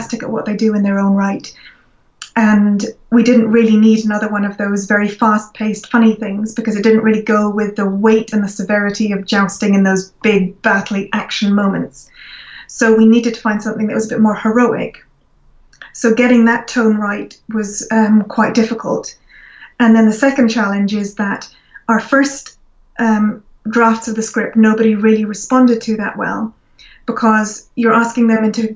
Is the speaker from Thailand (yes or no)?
no; Scotland, United Kingdom; I'm Scottish